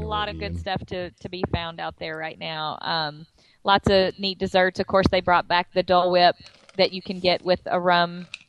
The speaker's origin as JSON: {"language": "English", "region": "Texas", "country": "United States", "moved": "yes", "said": "because we're from Texas"}